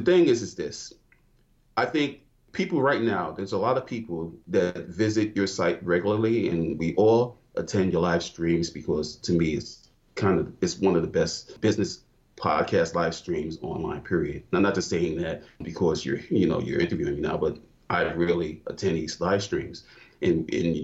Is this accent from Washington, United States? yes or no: no; New York, United States; now in Georgia, United States; Originally from New York, I've been in Georgia since 2006